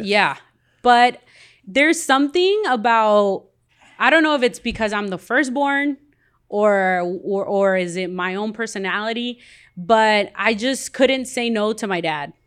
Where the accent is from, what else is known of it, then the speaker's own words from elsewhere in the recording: Compton, California, United States; also born or lived in Guatemala / Wilmington, California; I grew up here in Compton